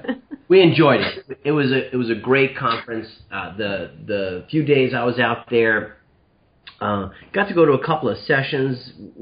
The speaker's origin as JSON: {"language": "English", "town": "New York City", "region": "New York", "country": "United States", "tie": "born or raised there", "moved": "yes", "said": "being former New Yorker myself growing up there"}